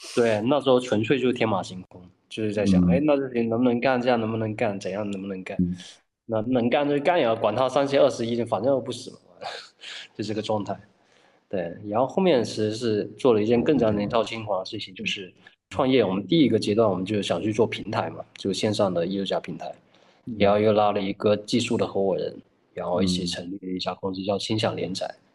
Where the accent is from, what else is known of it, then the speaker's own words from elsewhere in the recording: Guangdong, China; now in Hangzhou, China; 我们都是广东人